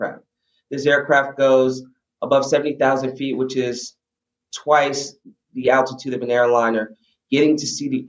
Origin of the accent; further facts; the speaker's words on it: New York City, New York, United States; I grew up in the Bronx